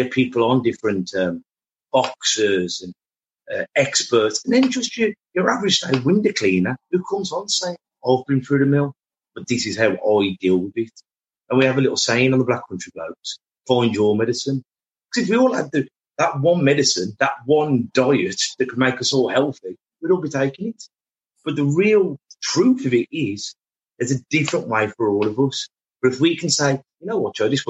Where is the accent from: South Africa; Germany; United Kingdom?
United Kingdom; Black Country, West Midlands; I'm from the Black Country, and we're blokes